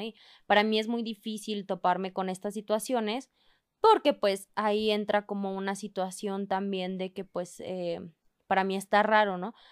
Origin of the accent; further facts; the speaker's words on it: Chihuahua, Mexico; now in Mexico City, Mexico; yo soy de Chihuahua y soy de otro estado